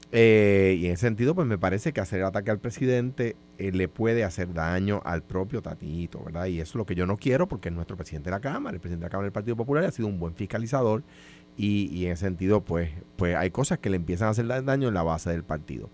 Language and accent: Spanish; Puerto Rico